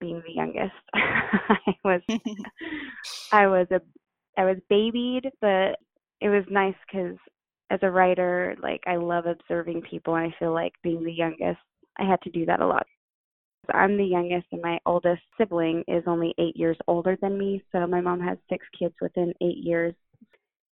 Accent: Utah, United States; also born or lived in Idaho; So I grew up mostly in Utah. I was born in Idaho, but we moved from Idaho to Utah when I was around five or six

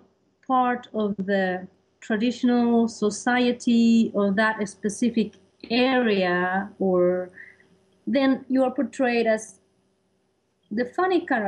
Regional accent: Spain; English is a second language; moved away as an adult; now in New York, United States; I come from Spain

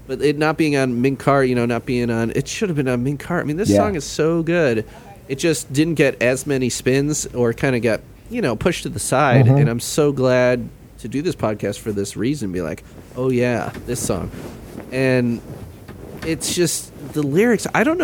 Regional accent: Midwest, United States; Midwestern. And I've been doing stuff trying to highlight, you know, the flyover states, you know, being a Midwesterner.

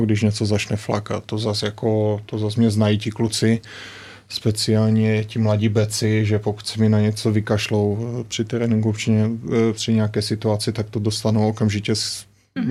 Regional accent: Ostrava, Moravian-Silesian Region, Czechia; moved away as an adult; also born or lived in Germany; now in Slovakia; my jsme z, z Ostravy

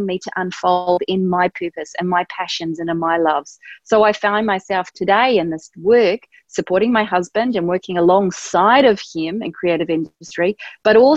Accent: New Zealand; at the time I grew up in New Zealand

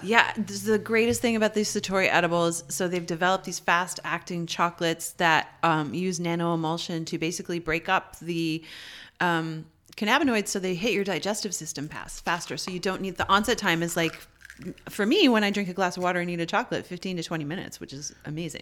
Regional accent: Canada; as a Canadian

